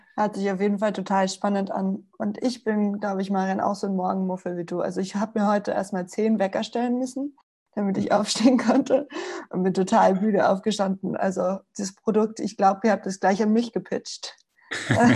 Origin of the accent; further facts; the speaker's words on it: Spain; now in Vienna, Austria; ich bin Spanierin und ich bin in der Sonne aufgewachsen und der Umzug hierher, der war tragisch